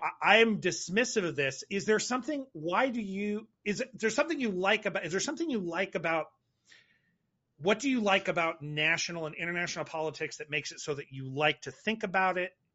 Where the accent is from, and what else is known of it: United States